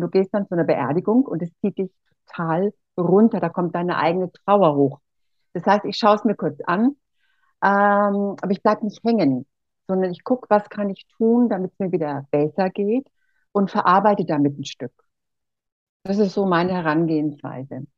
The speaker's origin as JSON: {"language": "German", "town": "Erlangen", "region": "Bavaria", "country": "Germany", "also_born_or_lived": "Costa Rica / Mexico", "accent": "Franconian", "said": "ich komme hier aus dem Frankenland, aus Erlangen und äh, wir haben so einen Dialekt hier"}